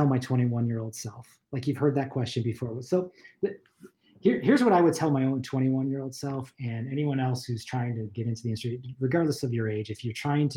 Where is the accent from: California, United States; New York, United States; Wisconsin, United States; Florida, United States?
New York, United States; Buffalo; moved away as an adult; also born or lived in Los Angeles; I grew up in Buffalo, New York